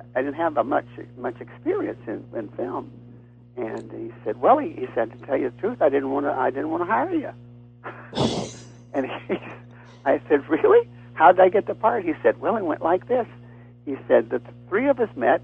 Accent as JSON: {"language": "English", "region": "Texas", "country": "United States", "said": "I'm from Texas"}